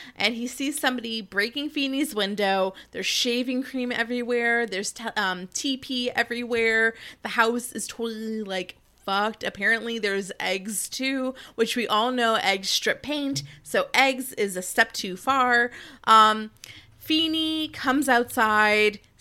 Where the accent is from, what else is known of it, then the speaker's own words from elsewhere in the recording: New Jersey, United States; I'm from Jersey, New Jersey, specifically North Jersey